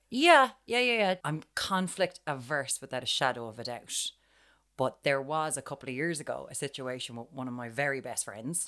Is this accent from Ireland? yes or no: yes; Ireland; We're Irish